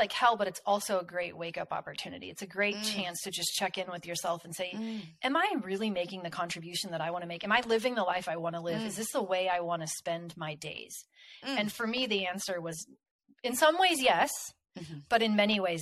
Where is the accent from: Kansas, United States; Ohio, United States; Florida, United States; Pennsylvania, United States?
Kansas, United States; where I'm from Kansas, and we have a lot of tornadoes here